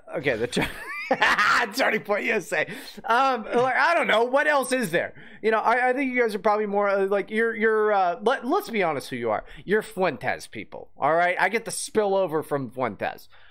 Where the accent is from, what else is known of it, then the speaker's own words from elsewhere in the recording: West Virginia, United States; moved away as an adult; I grew up in West Virginia